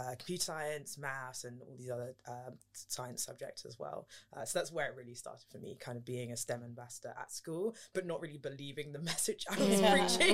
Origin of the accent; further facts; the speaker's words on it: London, United Kingdom; also born or lived in St Andrews, Scotland; I'm from London